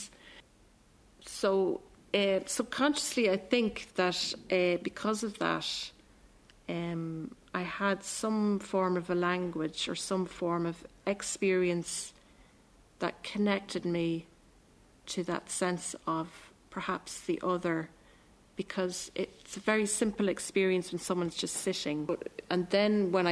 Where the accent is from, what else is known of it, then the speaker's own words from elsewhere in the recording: Cavan, Ulster, Ireland; I'm from Cavan. I live in Cavan